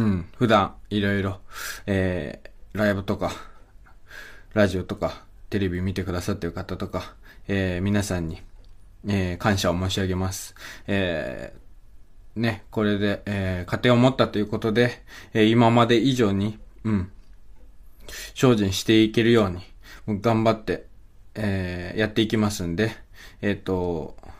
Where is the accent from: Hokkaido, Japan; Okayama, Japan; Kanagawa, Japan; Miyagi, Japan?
Okayama, Japan; 岡山県出身です